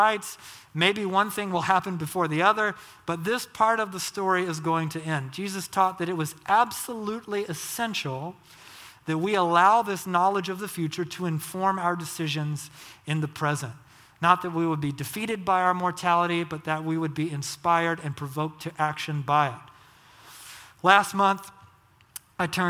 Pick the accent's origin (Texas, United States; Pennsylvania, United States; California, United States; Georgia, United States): Georgia, United States; I grew up in Georgia, Southern Baptist.